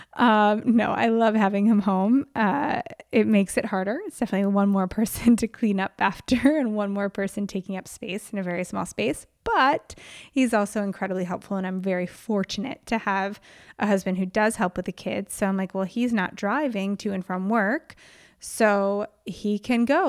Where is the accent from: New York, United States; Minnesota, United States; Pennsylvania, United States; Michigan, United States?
New York, United States; now in California, United States; I grew up in New York